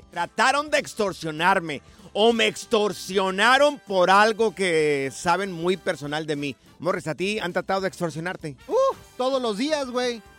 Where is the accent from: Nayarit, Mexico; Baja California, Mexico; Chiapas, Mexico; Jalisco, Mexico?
Jalisco, Mexico; Yo soy del estado de Jalisco, pero tengo familia allá en Aguascalientes.